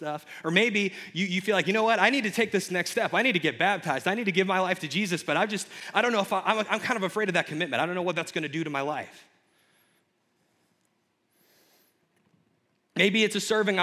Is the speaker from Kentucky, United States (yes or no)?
yes; Kentucky, United States; moved away as an adult; I had to move far away. I'm from Kentucky